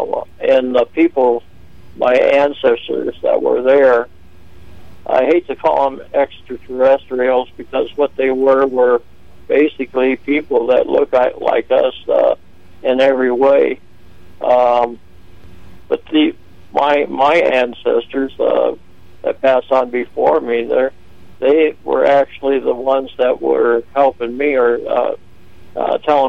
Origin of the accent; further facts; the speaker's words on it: Phoenix, Arizona, United States; I was born in Phoenix, Arizona in 1949